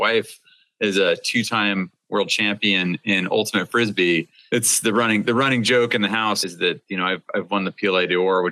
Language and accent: English; Seattle, Washington, United States; growing up in the Seattle area